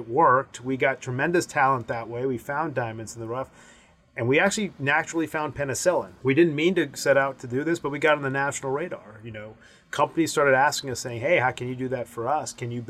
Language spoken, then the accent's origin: English; Owensboro, Kentucky, United States; I'm my parents are from India. I was born in Owensboro, Kentucky.